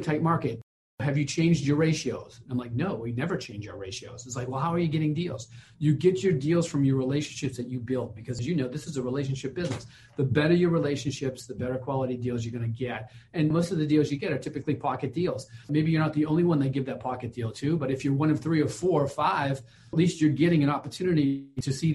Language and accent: English; Boston, Massachusetts, United States; I'm from Boston